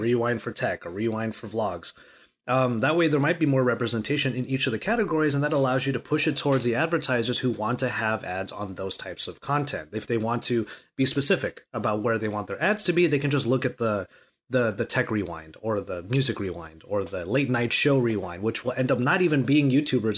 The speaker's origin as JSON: {"language": "English", "town": "Los Angeles", "region": "California", "country": "United States", "tie": "born or raised there", "said": "I rep LA to the death, and I'm Californian all of my life."}